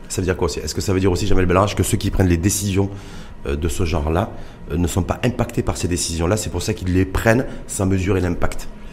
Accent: Morocco; chez nous au Maroc

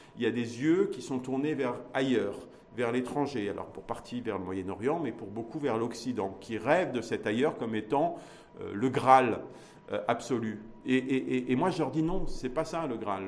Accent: Morocco; en tant que marocaine et en tant que marocain. Ça, ça a une valeur. Et ça, c'est notre identité

